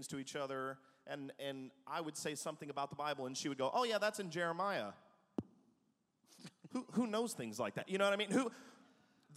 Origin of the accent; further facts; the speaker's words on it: the South, United States; moved away; also born or lived in Manhattan, New York / Atlanta; I grew up in the South